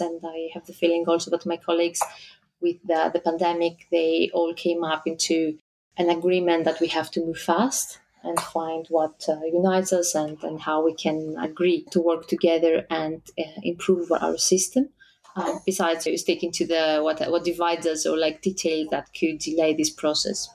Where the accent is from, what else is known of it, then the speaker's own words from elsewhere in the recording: Greece; I come from Greece.